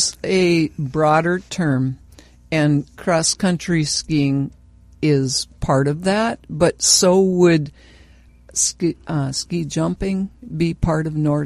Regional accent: Glenwood, Minnesota, United States; now in Bemidji, United States; I grew up in Glenwood

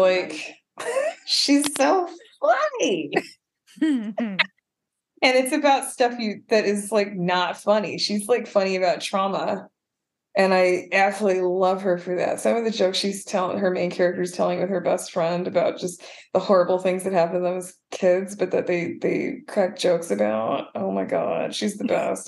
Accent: Madison, Wisconsin, United States; growing up in Madison, Wisconsin, which is not very black or non-white at all

